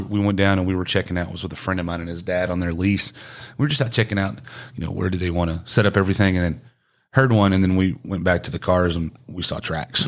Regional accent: East Texas, United States; also born or lived in Cleburne, Texas / Godley, Texas; I was born in Cleburne, moved to East Texas, and grew up in a very small t-, town

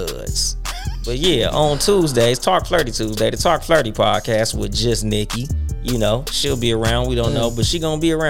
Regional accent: Compton, California, United States; I'm actually from Compton. I was born in the city limits of Compton, California.

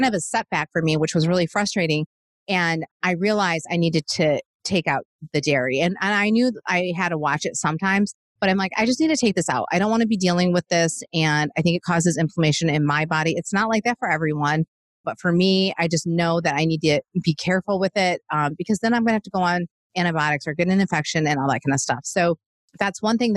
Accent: Michigan, United States; now in Nashville, United States; I'm from Michigan originally

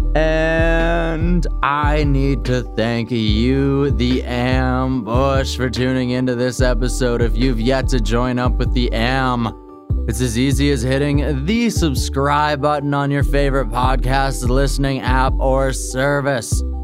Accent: Qu'Appelle Valley, Saskatchewan, Canada; I'm originally from Saskatchewan

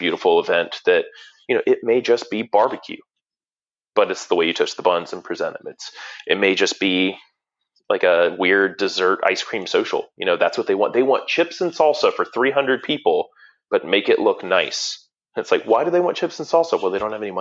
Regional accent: Atlanta, Georgia, United States; I'm from Atlanta

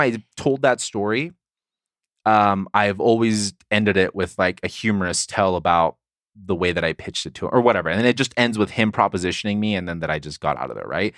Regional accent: La Mesa, California, United States; moved away; also born or lived in Provo, Utah; San Diego, my hometown

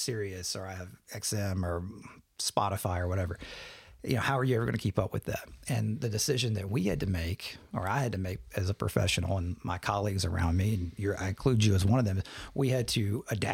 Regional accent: Logan County, Kentucky, United States; I grew up in Logan County, so I'm from this area

